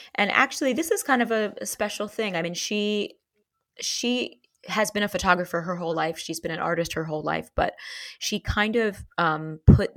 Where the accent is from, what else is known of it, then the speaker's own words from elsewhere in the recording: New York City, New York, United States; I grew up in Manhattan. I grew up in Tribeca before it became Fancy Pants